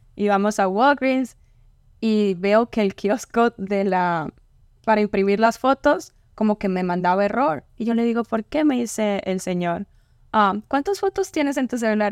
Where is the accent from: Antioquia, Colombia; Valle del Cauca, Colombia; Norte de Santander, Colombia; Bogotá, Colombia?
Norte de Santander, Colombia; Ocaña; moved away; Ocaña es un pueblo pequeño. Estamos cerca a Venezuela casi